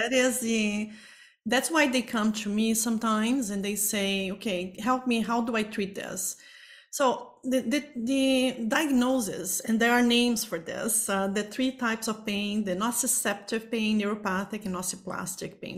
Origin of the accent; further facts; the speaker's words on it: Brazil; moved away as an adult; now in Toronto, Canada; I am originally from Brazil